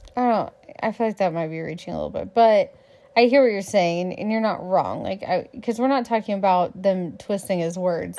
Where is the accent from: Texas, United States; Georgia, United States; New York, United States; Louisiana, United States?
Texas, United States; I'm a Texan